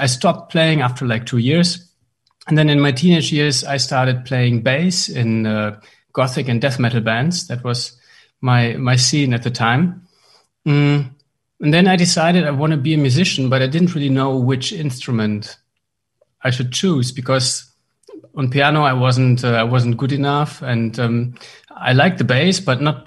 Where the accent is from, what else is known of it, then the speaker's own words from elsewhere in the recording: northwest Germany, Germany; now in Berlin, Germany; I grew up in Germany, in the Northwest.